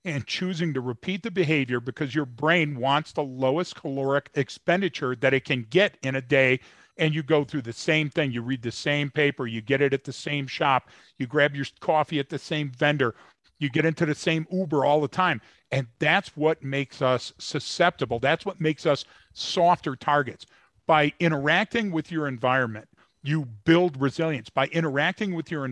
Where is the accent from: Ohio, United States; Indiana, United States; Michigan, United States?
Michigan, United States; Detroit; I was born and raised in Detroit.